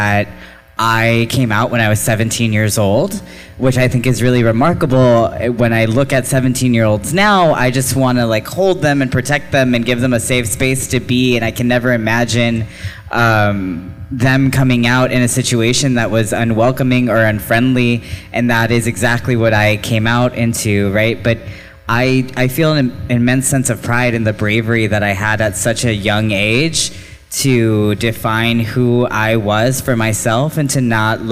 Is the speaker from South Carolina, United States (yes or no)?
no; Texas, United States; I have been a lifelong Texan, so I identify as a lifelong Texan, a first-generation Texan, and also a first-generation immigrant because my family moved here from Mexico